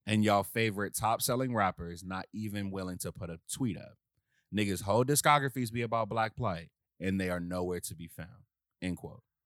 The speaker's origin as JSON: {"language": "English", "town": "Washington", "region": "District of Columbia", "country": "United States", "said": "I'm from Southeast D C"}